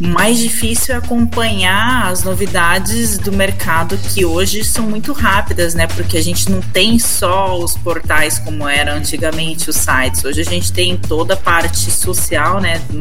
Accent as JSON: {"language": "Portuguese", "town": "Bauru", "region": "São Paulo", "country": "Brazil", "tie": "born or raised there", "said": "Eu nasci em São Paulo, né? Mas morava em Bauru."}